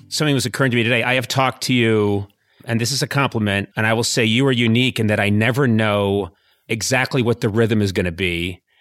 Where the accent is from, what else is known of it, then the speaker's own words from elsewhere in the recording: Boston, Massachusetts, United States; I grew up in Boston